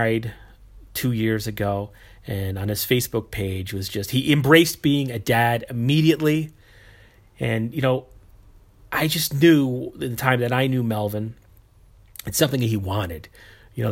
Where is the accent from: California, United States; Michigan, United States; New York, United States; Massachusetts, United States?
New York, United States; I'm from New York too, but not the city. I'm an hour north.